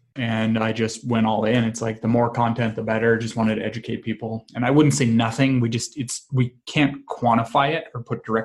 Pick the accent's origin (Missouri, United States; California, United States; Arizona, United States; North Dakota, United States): North Dakota, United States; rural; I grew up in actually rural North Dakota, of all places. Very small farming, ranching community of about 400 people.